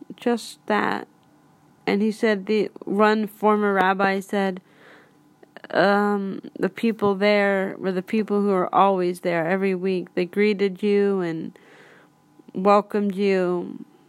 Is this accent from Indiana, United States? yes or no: no; Pittsburgh, Pennsylvania, United States; I'm from Pittsburgh